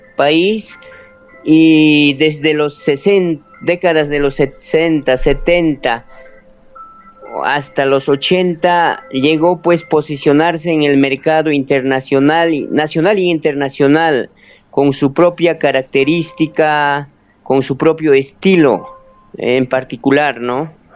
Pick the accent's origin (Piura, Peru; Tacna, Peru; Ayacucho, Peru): Ayacucho, Peru; Quinua; en el mismo alturas de mi pueblo, cero de Cundurcunga, que es parte también del santuario